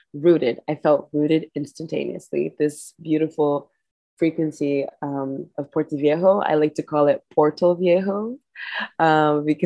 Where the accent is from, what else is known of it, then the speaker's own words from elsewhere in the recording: Kenya; now in Costa Rica; I am a Kenyan woman living in the tropics of Costa Rica in the Caribbean.